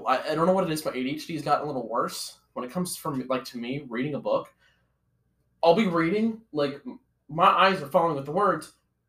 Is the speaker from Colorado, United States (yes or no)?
yes; Fruita, Colorado, United States; now in Ankeny, United States; So I'm from Fruta, Colorado.